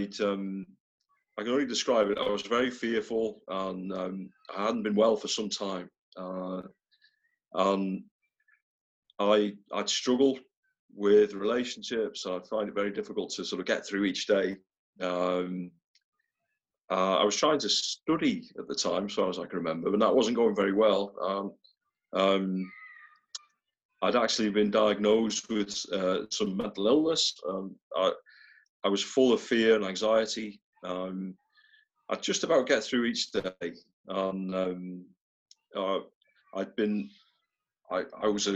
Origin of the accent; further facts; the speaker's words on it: North Wales, United Kingdom; now in near Liverpool, United Kingdom; I grew up in North Wales. I grew up in a small town there.